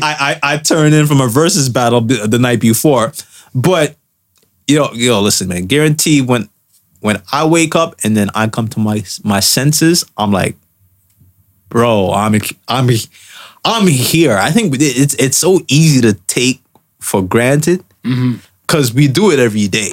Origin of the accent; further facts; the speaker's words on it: Canada; us as Canadian citizens